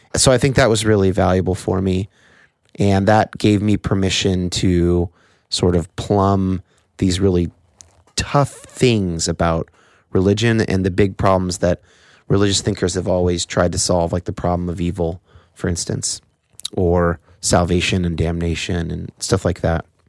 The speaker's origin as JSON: {"language": "English", "country": "United States", "tie": "born or raised there"}